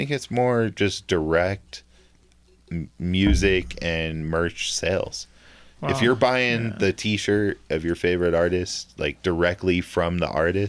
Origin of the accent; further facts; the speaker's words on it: Southern California, United States; moved away; also born or lived in New Mexico; I was born in New Mexico, but I grew up in Southern California.